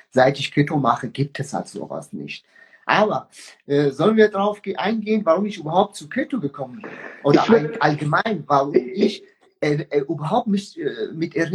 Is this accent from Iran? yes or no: yes; Iran; moved away as an adult; now in Germany; Ich bin äh, mit 19 aus dem Iran geflüchtet.